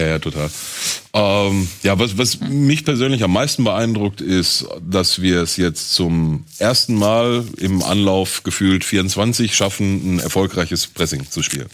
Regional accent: Gelsenkirchen, North Rhine-Westphalia, Germany; ich bin halt geboren in Gelsenkirchen, da groß geworden, lebt da auch bis heute noch

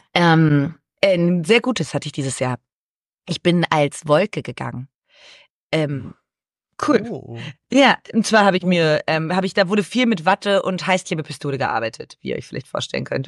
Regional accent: Brandenburg, Germany; now in Cologne, Germany; Ich komme auch aus Brandenburg ursprünglich

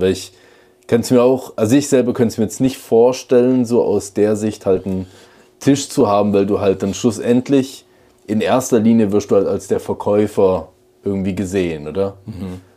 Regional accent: Switzerland; bei uns in der Schweiz

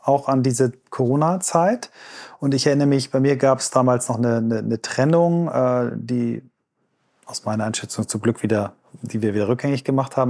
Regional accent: Germany

